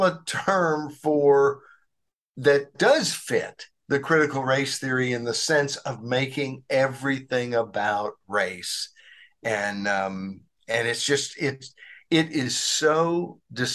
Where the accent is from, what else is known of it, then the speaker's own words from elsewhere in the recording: Arkansas, United States; I grew up in Arkansas